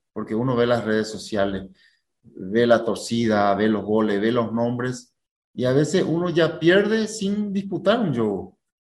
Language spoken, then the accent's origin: Spanish; Paraguay; now in Brazil